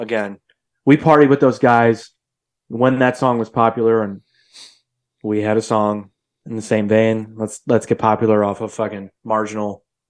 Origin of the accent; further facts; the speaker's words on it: Midwest, United States; I'm from the Midwest, bro.